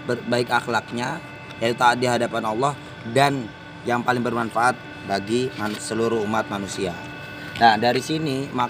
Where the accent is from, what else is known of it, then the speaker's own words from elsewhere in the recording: East Java, Indonesia; Gue asal dari Jawa Timur ya kan.